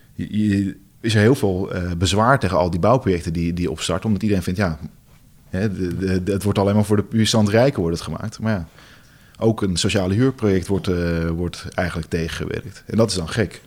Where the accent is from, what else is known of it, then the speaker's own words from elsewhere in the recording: Amsterdam, North Holland, Netherlands; moved away as an adult; now in Zaandam, Netherlands; de Amsterdammer, ik kom uit Amsterdam